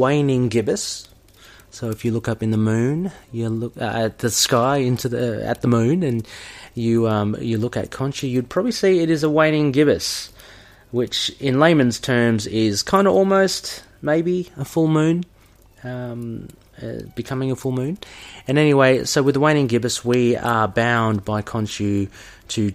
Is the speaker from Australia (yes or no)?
yes; Australia; my background is Filipino as well. Kind of grew up in Australia